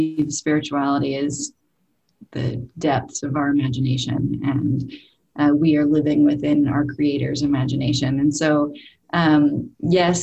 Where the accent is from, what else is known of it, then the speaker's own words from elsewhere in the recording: Salt Lake City, Utah, United States; I was raised in Salt Lake City, Utah